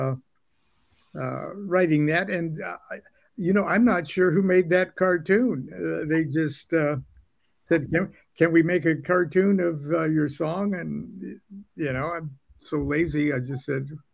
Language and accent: English; Long Beach, California, United States; I'm 75 years old, and I was born in Long Beach, California. And Long Beach was a big U.S. Navy town.